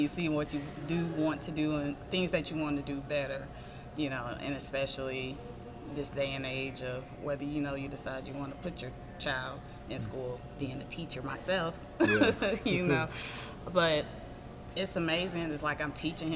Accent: Augusta, Georgia, United States; also born or lived in Fort Benning, Georgia / Germany / Hinesville, Georgia; when I was in first grade is when we moved to Augusta. I think it was like 91 or 92 or something like that. But I've been Augusta basically the remainder of my life.

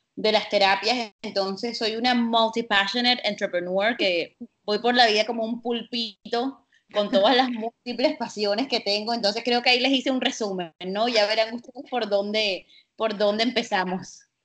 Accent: Colombian Caribbean coast, Colombia; moved away as an adult; now in Barcelona, Spain; es una mujer colombo-libanesa, nacida y criada en la costa caribe colombiana, creo que lo pueden deducir por mi acento

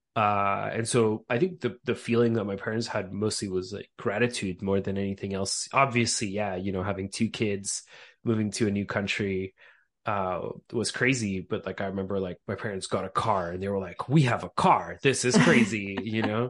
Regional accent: Montreal, Quebec, Canada; moved away as an adult; also born or lived in Austria / Crimea; now in United States; I was born in Austria of, uh, Ukrainian parents. So both my parents are from Crimea. We speak Russian at home. And, uh, so I immigrated to, to Montreal, uh, Quebec when I was about a year, maybe two years old.

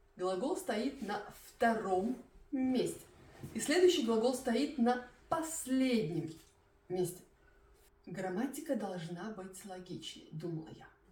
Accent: Belarus; first language Russian; moved away as an adult; now in Germany; Я из Белоруссии, поэтому я не была русской переселенкой

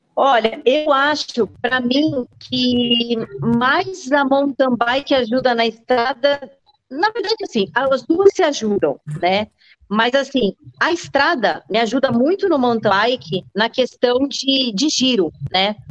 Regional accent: Jundiaí, São Paulo, Brazil; moved away as an adult; now in Indaiatuba, Brazil; eu sou de Jundiaí, é, vim para Indatuba há uns 12, 13 anos mais ou menos

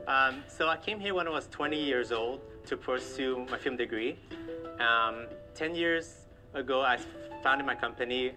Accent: Montreal, Quebec, Canada; moved away as an adult; now in Huntington Beach, United States; I was born in Montreal, Canada.

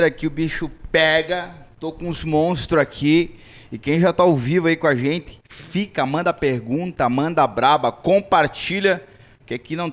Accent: Santana do Livramento, Rio Grande do Sul, Brazil; eu vim de Santana do Livramento, uma cidade do interior, uma cidade pobre.

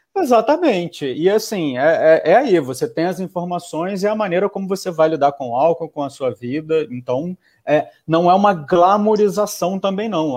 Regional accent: Brazil; a gente, como brasileiro

